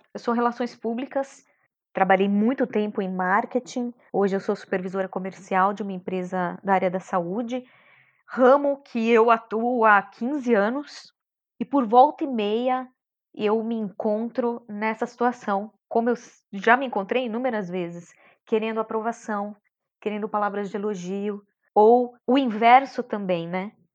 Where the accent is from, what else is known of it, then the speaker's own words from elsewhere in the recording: São Bernardo do Campo, São Paulo, Brazil; Eu sou de São Bernardo do Campo, nasci lá, batateira. E fui criada lá mesmo